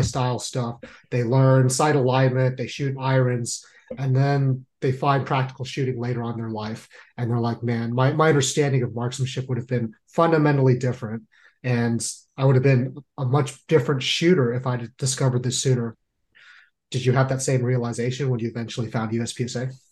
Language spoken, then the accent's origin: English; San Jose, California, United States; moved away; I'm originally from San Jose.